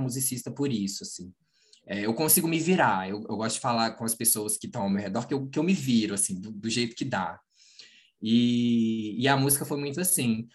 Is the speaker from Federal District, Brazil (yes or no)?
no; Manhuaçu, Minas Gerais, Brazil; moved away as an adult; now in Juiz de Fora, Brazil; na minha cidade é, onde nasci